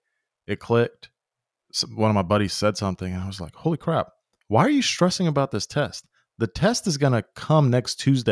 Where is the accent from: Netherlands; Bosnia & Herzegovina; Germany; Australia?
Bosnia & Herzegovina; born there; When I was born in Yugoslavia, what is now Bosnia, my mom, if she needed a break, she, like, on the same street, she had like 15 grandmas